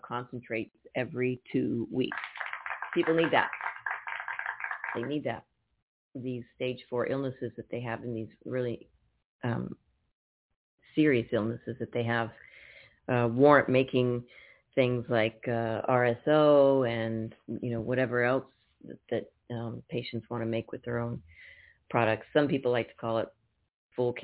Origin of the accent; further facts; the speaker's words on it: Napa, California, United States; now in Tucson, United States; I'm from Napa